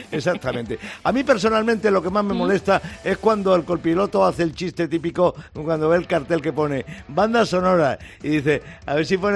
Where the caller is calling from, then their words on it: Puerto de Sagunto, Valencian Community, Spain; del Puerto Sagunto en Valencia. Por aquí me conoce todo Cristo, vamos.